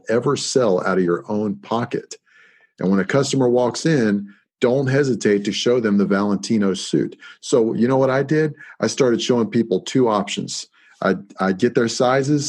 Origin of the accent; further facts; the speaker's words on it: Virginia, United States; in Virginia, it's like we discussed, that's my home state as well.